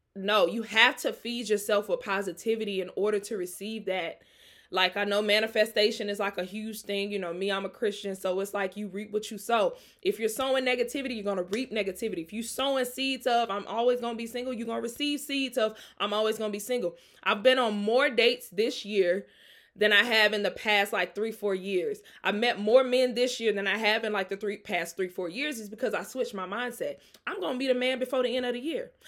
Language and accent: English; Jackson, Mississippi, United States; I'm from Jackson, Mississippi.